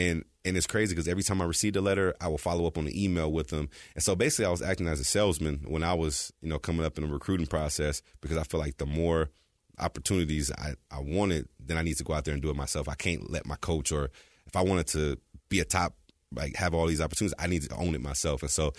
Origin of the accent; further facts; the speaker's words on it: California, United States; also born or lived in Texas; Yeah, so I was born in Texas, and uh-huh. I moved from Texas when I was four, and I was raised in California.